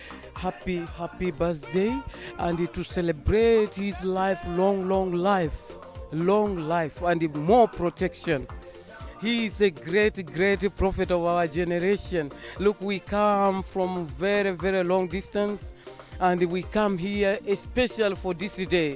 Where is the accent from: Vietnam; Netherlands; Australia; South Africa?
Australia; I come from Australia.